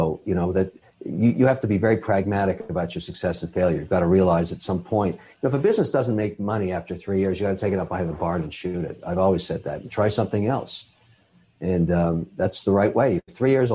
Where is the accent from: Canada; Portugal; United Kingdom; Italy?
Canada; I'm a Canadian citizen. I'm also Irish